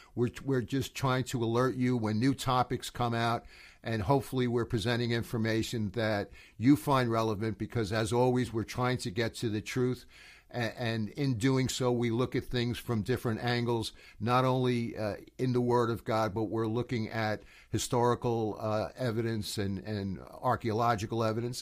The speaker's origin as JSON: {"language": "English", "country": "United States", "said": "I'm coming from the United States"}